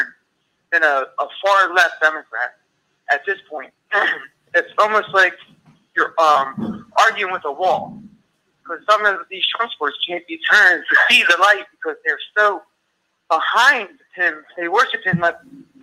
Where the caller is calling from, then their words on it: New Jersey, United States; I'm calling from New Jersey